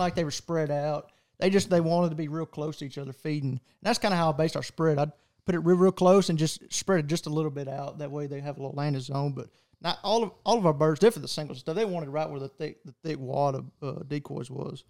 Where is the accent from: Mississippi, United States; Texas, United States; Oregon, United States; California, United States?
Texas, United States; I'm from Texas